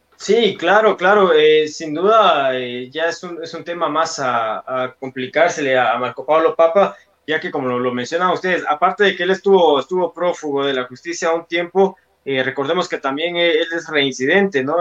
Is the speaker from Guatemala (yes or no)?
yes; Guatemala; nosotros como, como guatemaltecos